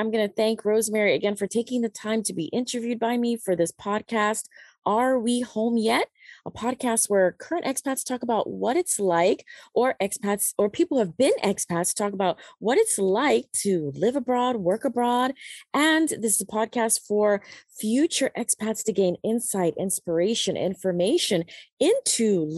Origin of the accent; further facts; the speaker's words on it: United States; moved away as an adult; also born or lived in Panama; now in China; I lived for really practically all my life in America.